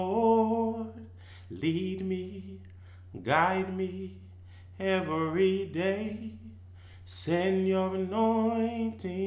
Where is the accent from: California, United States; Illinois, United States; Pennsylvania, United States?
Pennsylvania, United States; Philadelphia; I'm from Philadelphia, Pennsylvania